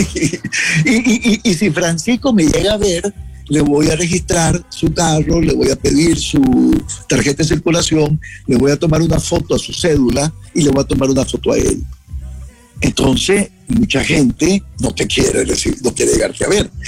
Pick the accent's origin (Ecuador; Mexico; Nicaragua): Nicaragua; Jinotepe, Carazo; now in Washington, United States; yo también vengo de Ginotepe